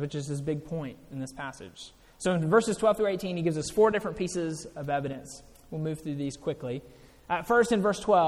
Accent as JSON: {"language": "English", "region": "Mississippi", "country": "United States", "tie": "born or raised there", "said": "I grew up in Mississippi."}